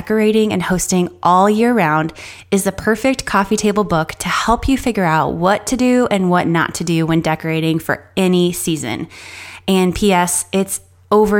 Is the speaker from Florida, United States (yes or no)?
yes; Miami, Florida, United States; moved away as an adult; now in Western North Carolina, United States; I grew up in Miami